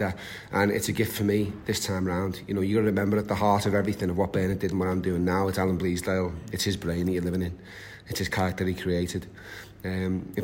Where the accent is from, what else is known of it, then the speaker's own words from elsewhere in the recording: Liverpool, North West England, United Kingdom; moved away; as a Scouser